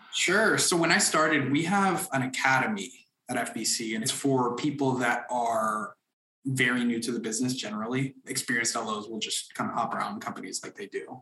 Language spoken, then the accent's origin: English; Orlando, Florida, United States; also born or lived in Dominican Republic; now in Atlanta, United States; I grew up in Orlando, Florida, which is where our headquarters is from. I was born in the Dominican Republic